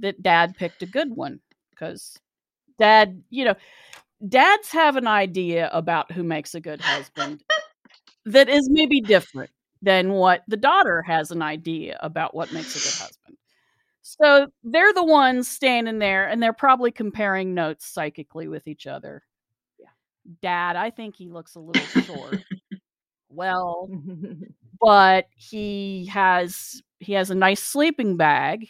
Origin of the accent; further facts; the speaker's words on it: West Virginia, United States; also born or lived in Ohio; I'm from West Virginia, where shotgun weddings were a thing up until, you know, the 1920s